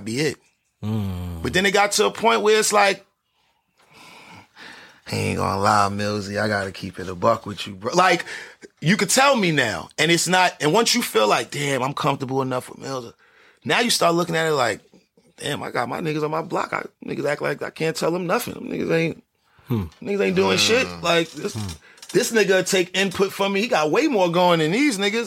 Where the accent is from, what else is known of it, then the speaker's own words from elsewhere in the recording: New York City, New York, United States; I was born in Wash Heights, grew up on Lenox, 144th and Lenox 7th, and moved to 123rd and Lex